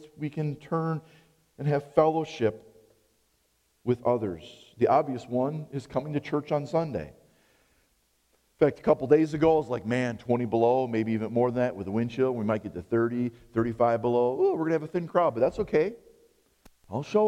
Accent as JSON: {"language": "English", "country": "United States", "said": "I'm an American"}